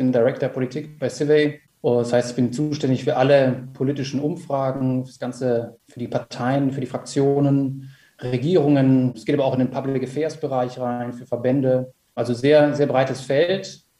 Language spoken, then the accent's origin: German; Rhineland, Germany; ich bin Rheinländer, da bin ich zumindest groß geworden